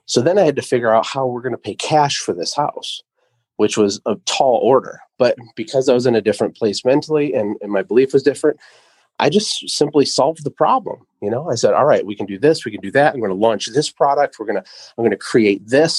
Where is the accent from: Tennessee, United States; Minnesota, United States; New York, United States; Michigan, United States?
Michigan, United States; also born or lived in Costa Rica; I'm from Michigan, but we're in Costa Rica